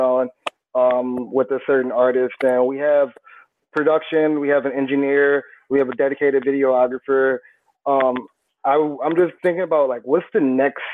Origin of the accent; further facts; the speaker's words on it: Michigan, United States; I'm from Michigan